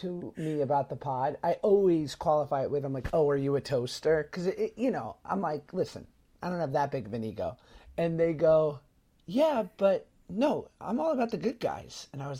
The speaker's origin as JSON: {"language": "English", "town": "New York City", "region": "New York", "country": "United States", "tie": "born or raised there", "said": "growing up in New York City"}